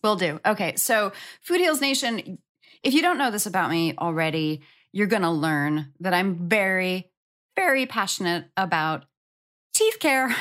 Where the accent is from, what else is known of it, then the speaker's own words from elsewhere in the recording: New York, United States; moved away; I'm from New York. and my good girlfriend from high school back in New York